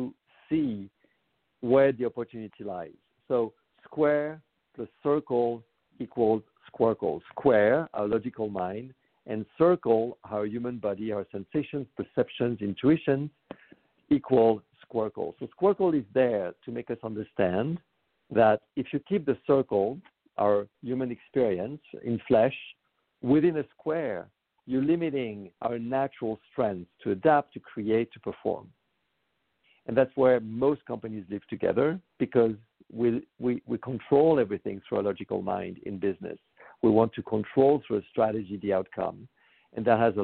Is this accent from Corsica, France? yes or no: no; Paris, Île-de-France, France; moved away as an adult; now in United States; I was born in Paris and I moved to the United States about 25 years ago.